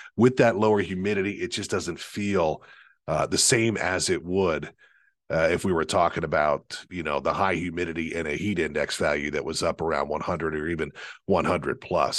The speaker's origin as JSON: {"language": "English", "country": "United States", "said": "as an American"}